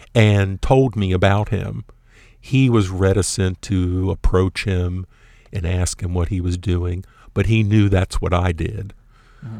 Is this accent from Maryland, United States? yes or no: yes; Baltimore, Maryland, United States; moved away as an adult; now in Houston, United States; in Baltimore, my hometown.